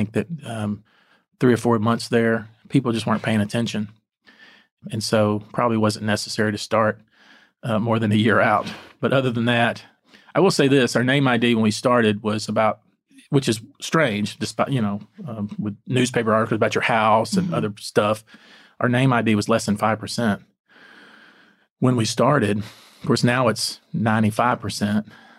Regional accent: Texas, United States; Bayou, yeah, of course. I am a Texan, you know.

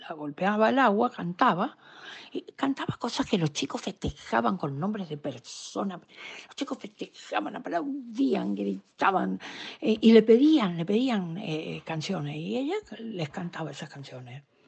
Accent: Corrientes, Argentina; moved away; cuando vine de allá

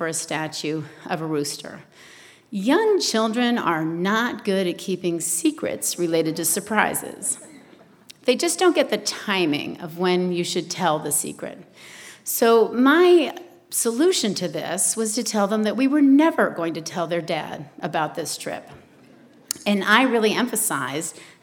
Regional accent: New England, United States; moved away; I'm originally from New England

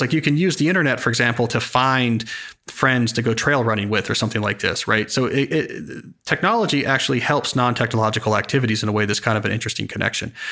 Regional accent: Princeton, New Jersey, United States; I grew up near Princeton, New Jersey

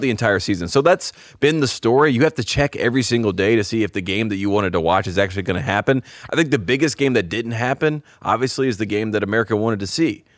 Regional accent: Henderson, North Carolina, United States; my hometown of Henderson, North Carolina

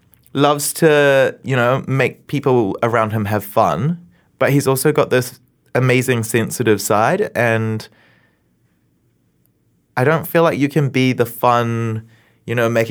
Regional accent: Tauranga, Bay of Plenty, New Zealand; born or raised there

